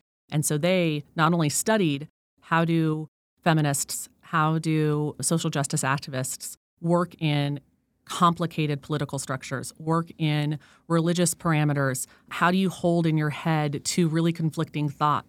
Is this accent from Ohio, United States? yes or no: no; Colorado Springs, Colorado, United States; also born or lived in Monterey, California / Wyoming / Florida / Georgia; I was born in Monterey. I was a military brat. Dad was in the Army. So I lived in Colorado, Wyoming, Florida, Georgia, Texas, and I spent most of my life in Colorado Springs, Colorado, near Fort Carson.